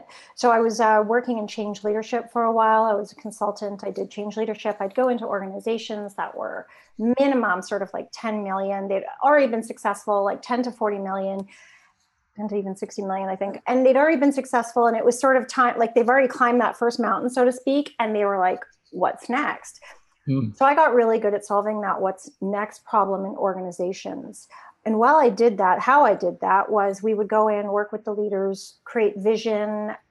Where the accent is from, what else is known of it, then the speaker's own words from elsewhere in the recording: Toronto, Ontario, Canada; I grew up in Toronto, Canada, downtown.